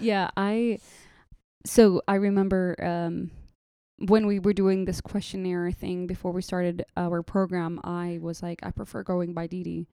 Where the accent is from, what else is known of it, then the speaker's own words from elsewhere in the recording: Saudi Arabia; accent: mixture of Saudi, Lebanese, Jordanian, Palestinian; moved away as an adult; also born or lived in Jordan; now in Dallas, United States; I am, uh, originally a Palestinian Jordanian, and I was raised in Saudi my whole lifetime